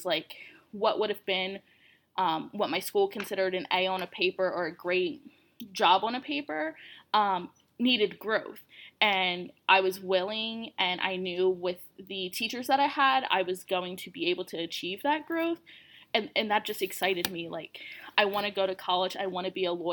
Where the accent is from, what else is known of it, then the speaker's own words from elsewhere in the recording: Delaware, United States; I was from Delaware